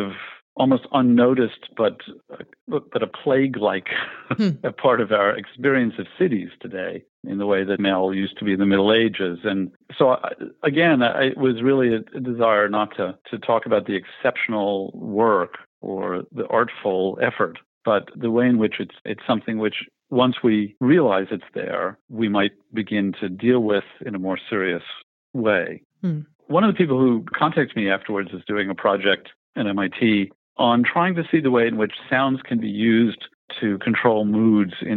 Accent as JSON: {"language": "English", "region": "New York", "country": "United States", "tie": "born or raised there", "said": "I grew up in Greenwich Village in New York"}